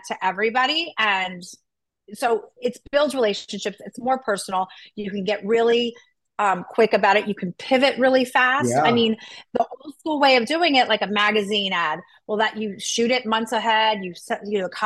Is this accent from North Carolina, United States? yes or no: no; Tampa, Florida, United States; I grew up in Tampa